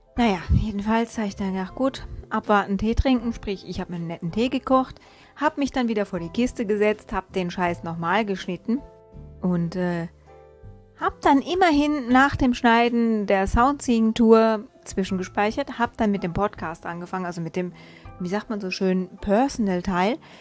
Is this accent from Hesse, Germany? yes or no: yes; Hesse, Germany; also born or lived in northern German coast (born, 'Muschelschubser'); gebürtiger Muschelschubser, aufgewachsen in Hessen